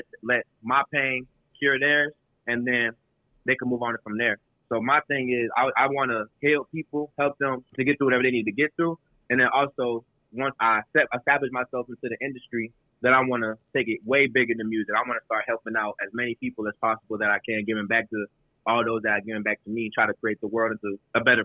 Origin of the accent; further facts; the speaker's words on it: Houston, Texas, United States; also born or lived in New Orleans, Louisiana, United States; Then I moved to Houston. I've been living here ever since